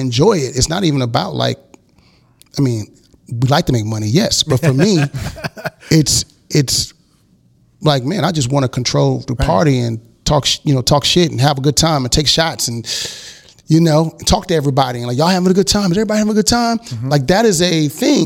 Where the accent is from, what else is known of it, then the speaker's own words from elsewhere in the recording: Houston, Texas, United States; also born or lived in Miami; raised in Houston